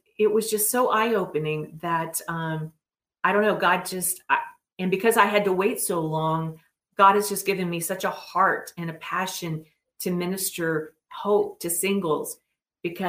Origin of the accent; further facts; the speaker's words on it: West Virginia, United States; I'm from West Virginia